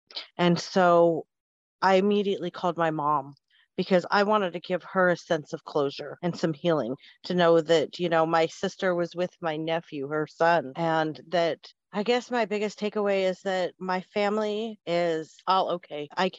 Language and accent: English; Spokane, Washington, United States; I'm from Spokane, Washington.